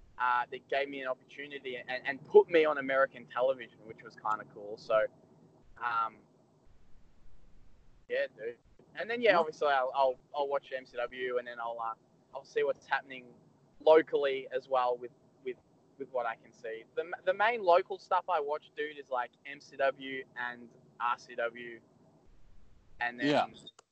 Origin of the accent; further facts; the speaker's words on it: Melbourne, Victoria, Australia; I'm from Melbourne